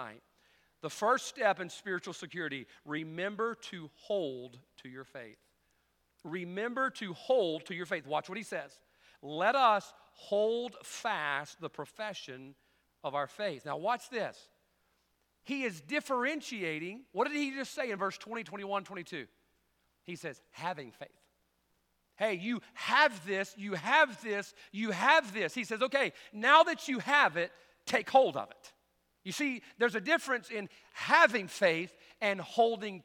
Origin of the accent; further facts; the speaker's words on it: the Bible Belt, United States; growing up in the Bible Belt.